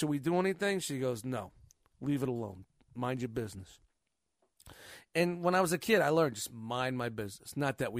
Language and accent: English; New York City, New York, United States; I grew up in Glenwood Projects